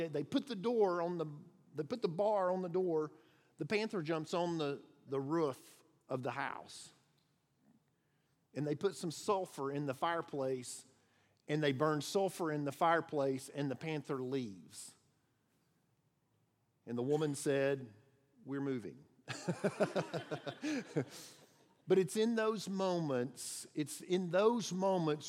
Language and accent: English; outside of Chattanooga, Tennessee, United States; I grew up outside of Chattanooga